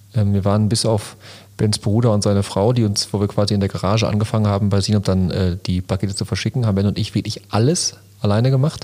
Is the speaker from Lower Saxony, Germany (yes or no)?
no; Lünen, North Rhine-Westphalia, Germany; Ich komme aus Lünen City